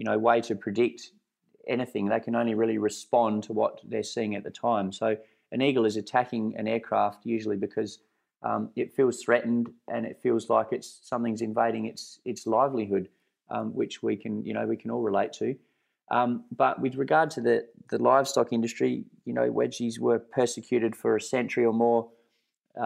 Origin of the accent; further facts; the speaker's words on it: Perth Hills, Western Australia, Australia; in the Perth Hills here where I grew up